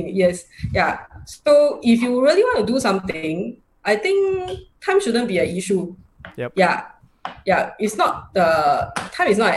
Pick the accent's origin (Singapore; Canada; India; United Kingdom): Singapore; i'm from singapore uh, i am uh, 45 years old this year